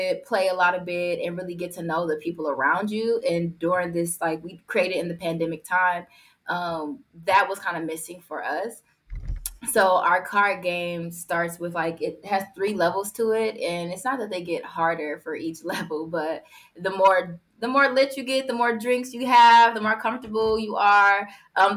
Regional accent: Milwaukee, Wisconsin, United States; Born and raised in Milwaukee, Wisconsin

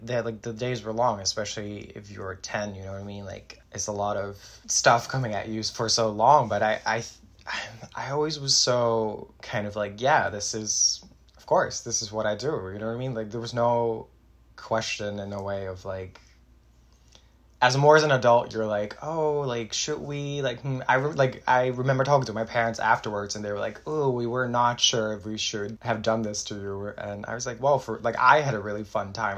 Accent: Netherlands; now in New York, United States; I'm originally from the Netherlands. Uh, I'm currently in New York, the United States

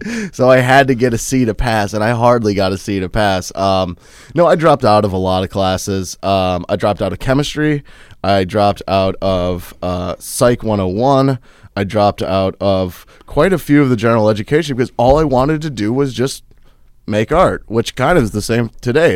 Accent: Minnesota, United States; also born or lived in Wheaton, Illinois / Chicago, Illinois / Saint Peter, Minnesota; my parents decided to move to, um, about ten miles outside of Hanscom, Minnesota

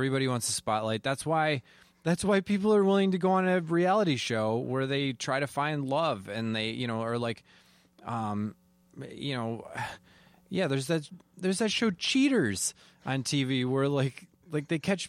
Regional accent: Wisconsin, United States; moved away as an adult; now in Minnesota, United States; I am a Wisconsinite.

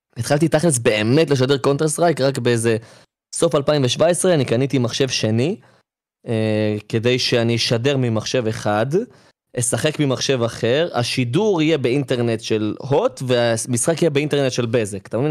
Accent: Ramla, Central District, Israel; אני עוד מרמלה

